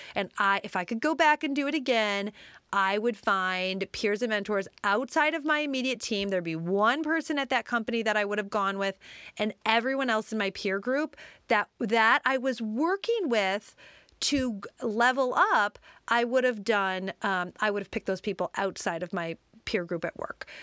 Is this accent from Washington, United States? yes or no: no; Detroit, Michigan, United States; I grew up in the Detroit suburbs